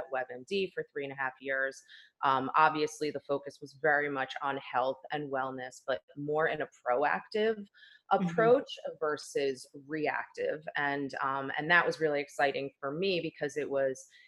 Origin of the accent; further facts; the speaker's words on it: New Jersey, United States; moved away as an adult; also born or lived in New York City / Delaware; now in Los Angeles, United States; I was born and raised in New Jersey and then relocated to New York City